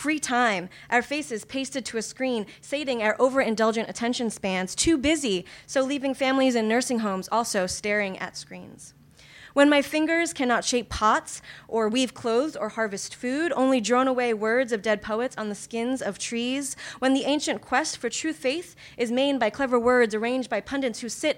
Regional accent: New York, United States; moved away; also born or lived in Kyoto, Japan; I lived in Kyoto, Japan for a few years, but I'm originally from New York

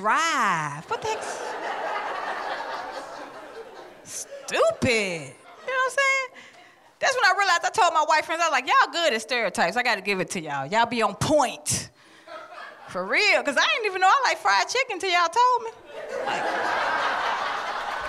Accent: Atlanta, Georgia, United States; I'm from Atlanta.

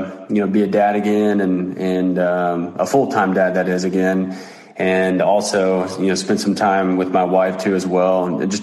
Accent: United States; Tologa, which is my hometown

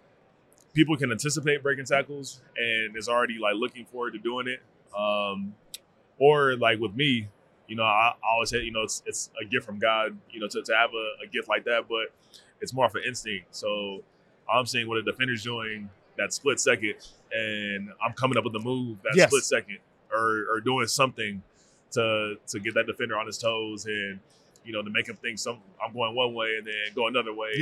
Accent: Arizona, United States; I'm from Arizona

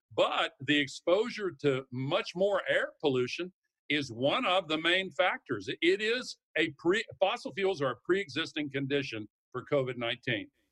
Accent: the South, United States; I come from the South

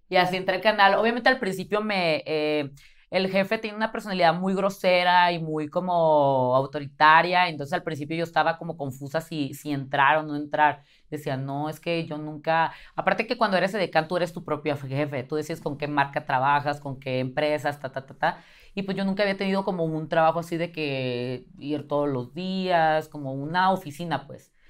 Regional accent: Tijuana, Baja California, Mexico; moved away as an adult; now in Mexico City, Mexico; soy de Tijuana

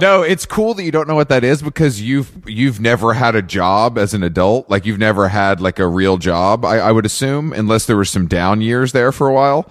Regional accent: Atlanta, Georgia, United States; moved away as an adult; I'm from Atlanta, born and raised. So I lived there till I was like 24, 25

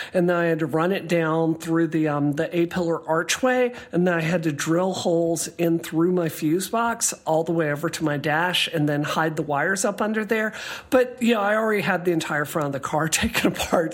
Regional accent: Mississippi, United States; moved away; growing up in Mississippi, like, my dad showed me to do this, how to do this, I think, when I was 7 years old

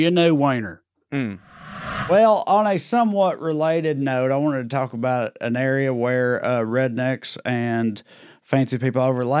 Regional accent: the South, United States; We're trash from the South where it's hot all the time

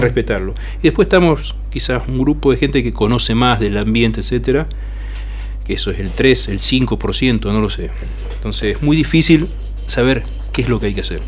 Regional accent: Argentina; como argentinos hemos hecho

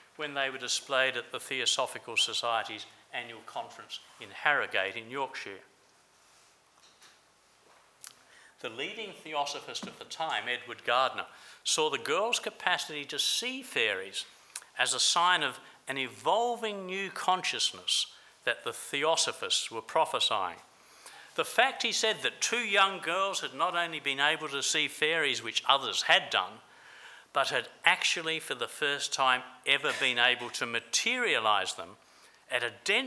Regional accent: Adelaide, South Australia, Australia; in Adelaide, South Australia, my hometown

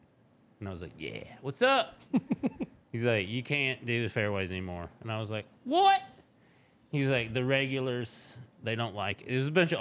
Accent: Tennessee, United States; accent: southern drawl; I'm from Tennessee

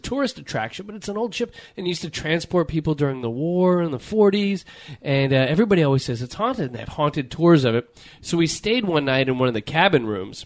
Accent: Torrance, California, United States; where Quinn and I grew up

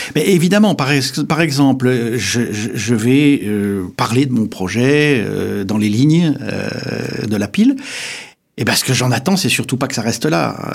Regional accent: Épinal, Grand Est, France; je suis vosgien parce que je suis né à Épinal

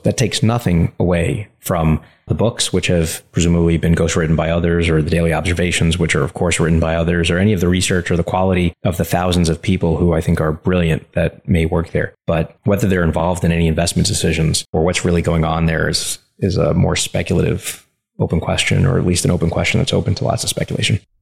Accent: New York City, New York, United States; growing up in Coney Island

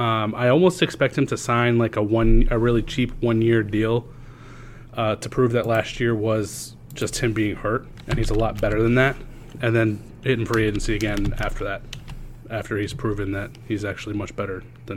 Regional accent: New England, United States; I grew up in New England

